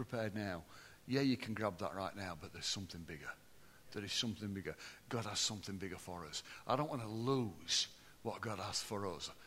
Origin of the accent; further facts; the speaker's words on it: Barnsley, Yorkshire and the Humber, United Kingdom; And then I said, Barnsley